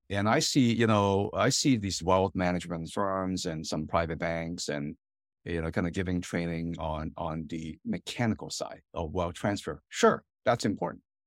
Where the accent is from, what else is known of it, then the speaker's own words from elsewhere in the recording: Hong Kong; now in United States; My, my parents and I, you know, kind of Chinese American immigrant family, and I'm from Hong Kong originally